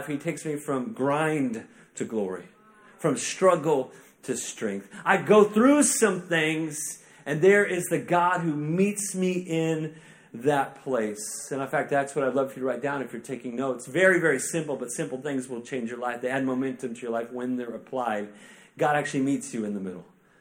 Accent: Tulsa, Oklahoma, United States; now in Kansas City, United States; I'm actually originally from Tulsa, which is like, that's Oklahoma

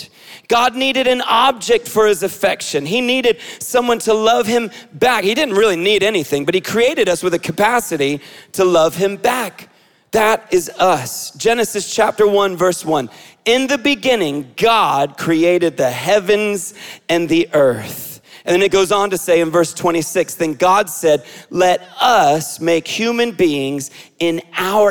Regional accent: Israel; moved away; I grew up in Israel

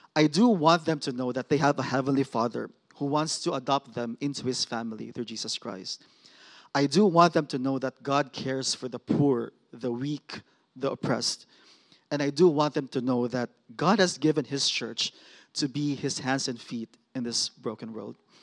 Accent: Mindanao, Philippines; moved away; I'm from Mindanao, which is the southernmost island of the Philippines

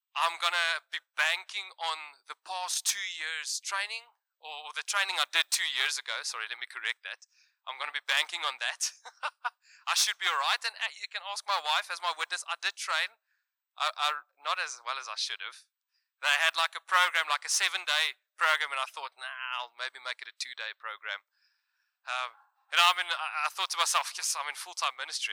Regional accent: South Africa; accent: Afrikaans

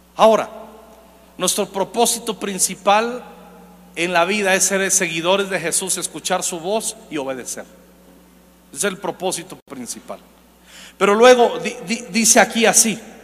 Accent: Zacapu, Michoacán, Mexico; Yo soy de Michoacán. Y de donde yo nací, en Zacapo, un, pueblo

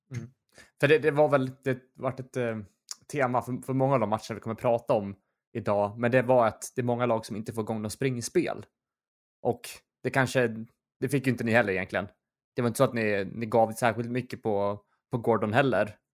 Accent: Gothenburg, Västra Götaland, Sweden; jag var född i Göteborg

